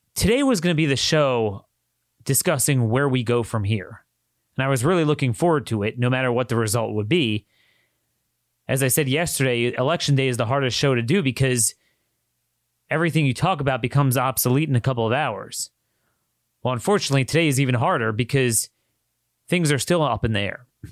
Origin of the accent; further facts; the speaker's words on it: Maryland, United States; I'm, I come from Maryland